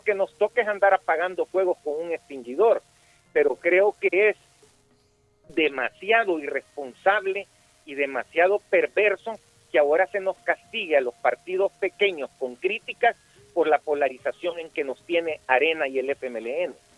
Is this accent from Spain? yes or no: no; El Salvador; nosotros como salvadoreños